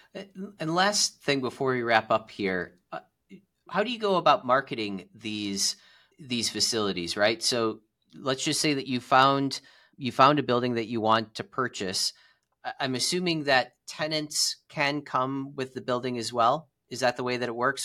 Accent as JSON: {"language": "English", "town": "Cleveland", "region": "Ohio", "country": "United States", "said": "I'm from Cleveland, Ohio"}